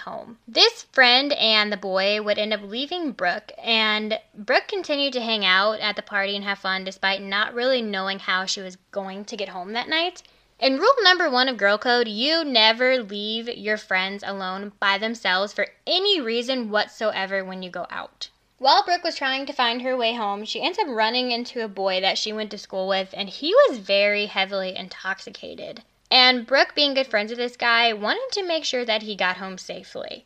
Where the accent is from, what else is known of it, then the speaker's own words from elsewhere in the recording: Illinois, United States; Growing up in Illinois